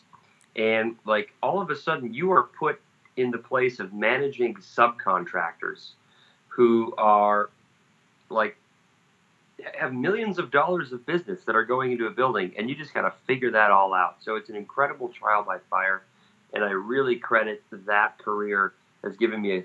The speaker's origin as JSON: {"language": "English", "region": "Minnesota", "country": "United States", "tie": "born or raised there", "also_born_or_lived": "Wisconsin", "moved": "as an adult", "said": "I grew up in Minnesota"}